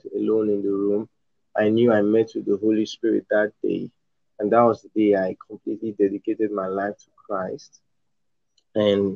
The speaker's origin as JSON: {"language": "English", "region": "Edo", "country": "Nigeria", "also_born_or_lived": "northern Nigeria", "said": "I'm from Nigeria. I'm from Edo State, from Nigeria, the southern part of Nigeria. But I was born in northern Nigeria"}